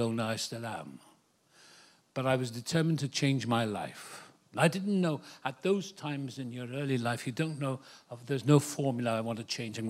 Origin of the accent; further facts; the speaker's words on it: Wales, United Kingdom; moved away as an adult; now in Malibu, United States; I was born in Wales, the same place as Richard Burton.